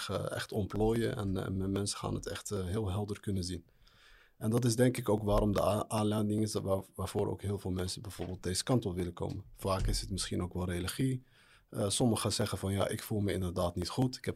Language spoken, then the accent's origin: Dutch; Morocco; now in Netherlands; En dan vooral als Marokkaan zijn.